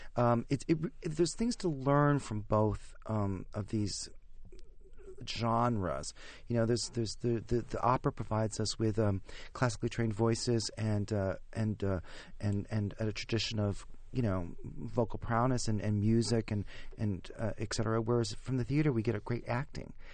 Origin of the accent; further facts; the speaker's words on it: Chautauqua, New York, United States; I grew up in Chautauqua, New York